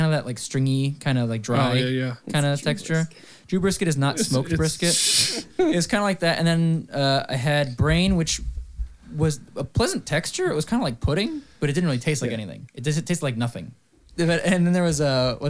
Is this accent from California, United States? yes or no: yes; Santa Monica, California, United States; I was born in Santa Monica